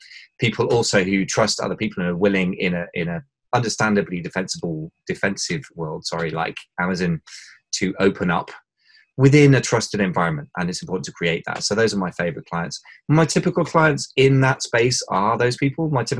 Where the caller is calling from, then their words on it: London, United Kingdom; London, England, although I don't know where else London would find itself, but I always find that an entertaining introduction. But yeah, London, England.